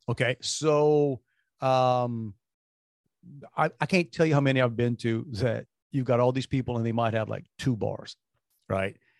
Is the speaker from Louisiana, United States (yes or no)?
yes; New Orleans, Louisiana, United States; moved away; We grew up in New Orleans.